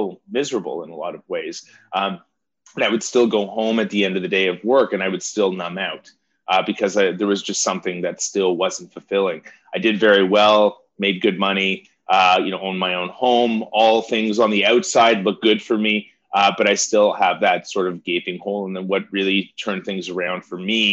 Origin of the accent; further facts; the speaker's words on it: Toronto, Ontario, Canada; I grew up here in Toronto